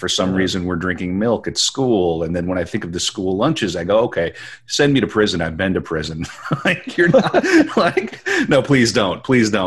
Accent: Western North Dakota, United States; I grew up in Western North Dakota.

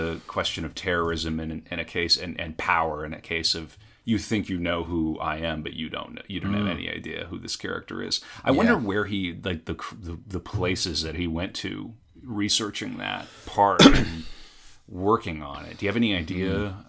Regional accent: United States; at least as an American

